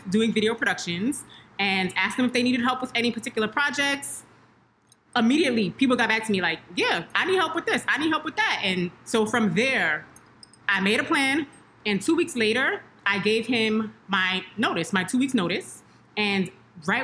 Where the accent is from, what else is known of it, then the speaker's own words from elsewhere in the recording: New York City, New York, United States; I'm from Brooklyn.